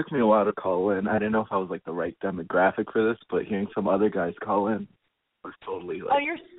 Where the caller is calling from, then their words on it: New York, United States; I'm 17, and I'm calling from New York in my bedroom.